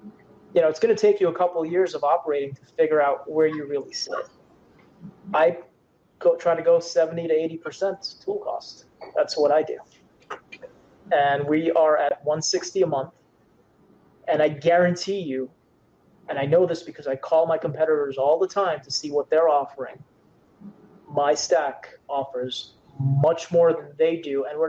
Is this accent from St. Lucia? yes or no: no; Canada; Yes, I am Canadian, eh? Yes, I am.